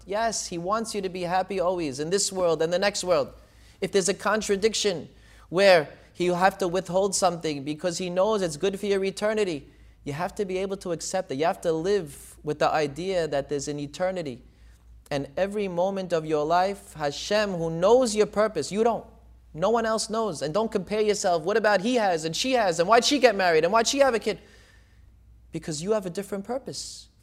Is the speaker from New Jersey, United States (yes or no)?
yes; Deal, New Jersey, United States; also born or lived in Israel / Brooklyn; I actually grew up in Deal, New Jersey, in the Syrian community